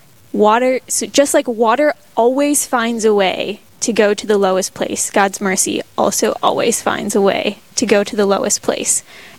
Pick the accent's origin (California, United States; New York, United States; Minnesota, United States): Minnesota, United States; Minneapolis–Saint Paul; moved away as an adult; I grew up in the Twin Cities.